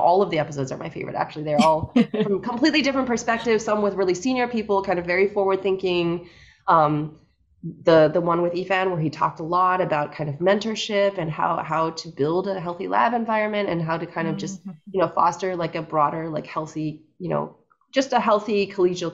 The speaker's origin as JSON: {"language": "English", "town": "Ames", "region": "Iowa", "country": "United States", "tie": "born or raised there", "moved": "yes", "lives_now": "New York, United States", "said": "I grew up in Ames, Iowa, which is definitely, I think, what most people in New York would consider the countryside."}